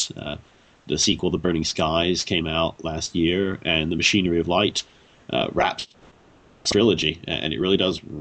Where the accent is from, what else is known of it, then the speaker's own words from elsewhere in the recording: United Kingdom; now in Washington, D.C., United States; I currently live in D.C., but I'm from the United Kingdom originally, and my dad's half Australian